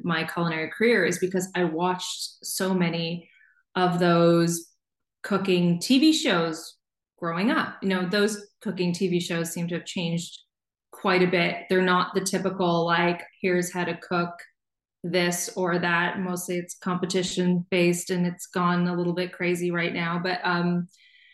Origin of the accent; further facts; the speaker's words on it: St. John's, Newfoundland and Labrador, Canada; I grew up in St. John's, Newfoundland